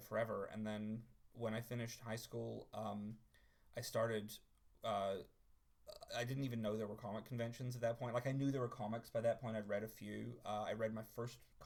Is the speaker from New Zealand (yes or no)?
yes; New Zealand; moved away; I was raised in New Zealand, where I am now